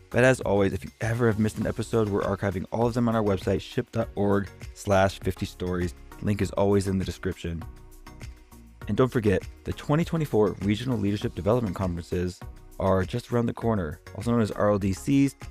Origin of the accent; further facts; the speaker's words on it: Denver, Colorado, United States; I'm from Denver myself.